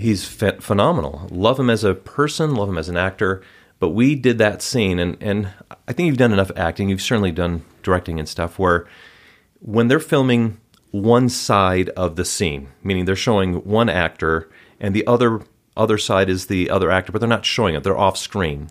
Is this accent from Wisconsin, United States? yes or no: yes; Wauwatosa, Wisconsin, United States; moved away as an adult; also born or lived in Cincinnati, Ohio; now in Utah, United States; I grew up in Wisconsin